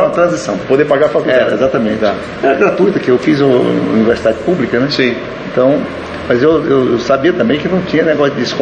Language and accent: Portuguese; Brasília, Federal District, Brazil; also born or lived in Goiás / Goiânia; Não, eu sou, eu sou do estado de Goiás, Hoje, é onde eu nasci é Tocantins. Sim. Né, e fui criado em Brasília, Goiânia, e formei medicina em Goiânia